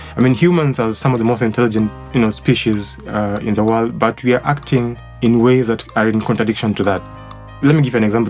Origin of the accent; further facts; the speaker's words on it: Limuru, Kiambu County, Kenya; was born and raised in Limuru